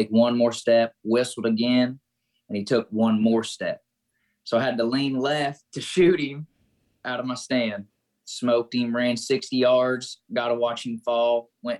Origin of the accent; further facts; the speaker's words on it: Greensburg, Indiana, United States; I'm from Southeast Indiana, called Greensburg, Indiana, a little small town